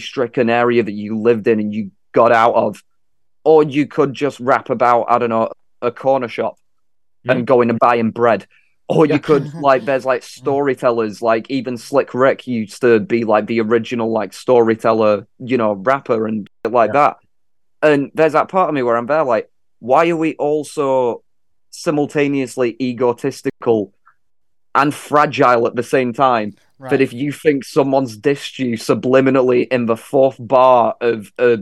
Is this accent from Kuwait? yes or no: no; England, United Kingdom; I'm from England